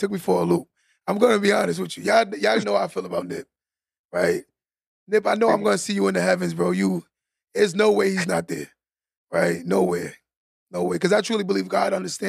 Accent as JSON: {"language": "English", "region": "New York", "country": "United States", "said": "I'm from New York"}